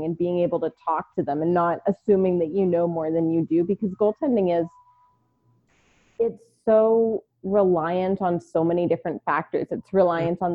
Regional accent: Baltimore, Maryland, United States; born or raised there; also born or lived in New York / Houston, Texas; now in Phoenix, United States

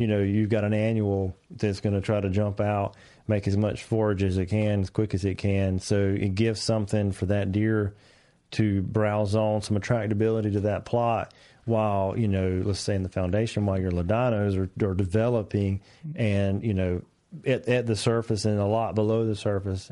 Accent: North Carolina, United States; I'm from North Carolina

